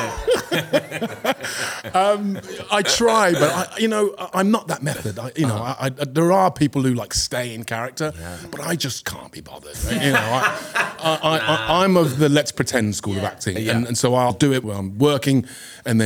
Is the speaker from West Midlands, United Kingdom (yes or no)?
yes; Birmingham, West Midlands, United Kingdom; I'm from Birmingham.